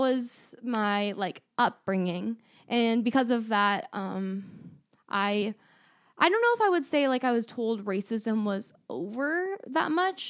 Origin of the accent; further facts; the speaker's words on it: Gold River, California, United States; I knew I grew up in the Gold River bubble.